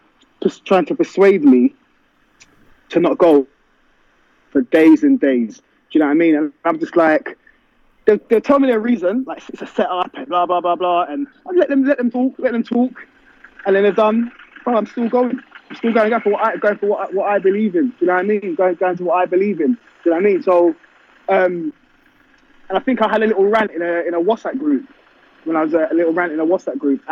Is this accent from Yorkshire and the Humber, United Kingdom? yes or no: no; London, United Kingdom; I'm from London. I've been born and bred in London.